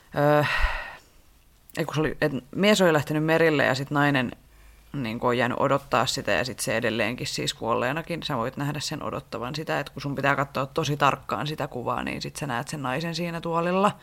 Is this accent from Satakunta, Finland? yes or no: yes; Rauma, Satakunta, Finland; mä oon Raumalta kotoisin ja me siis meen, mä asuin mun lapsuuteni talossa